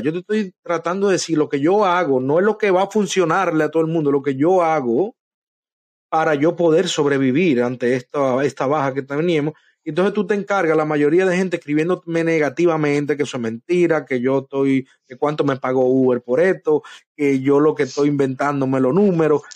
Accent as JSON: {"language": "Spanish", "country": "Dominican Republic", "also_born_or_lived": "New York", "moved": "as an adult", "lives_now": "Florida, United States", "said": "yo soy de República Dominicana"}